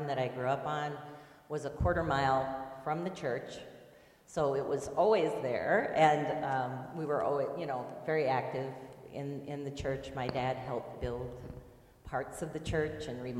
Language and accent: English; Southwest Iowa, United States; moved away; I grew up in Southwest Iowa